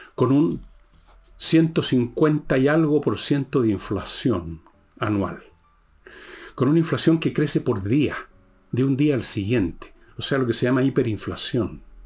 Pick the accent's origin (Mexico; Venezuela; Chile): Chile